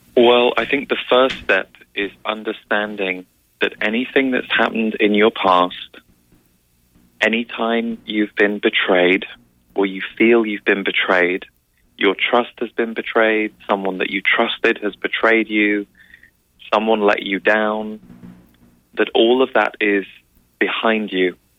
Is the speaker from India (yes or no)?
no; England, United Kingdom; as we would say in England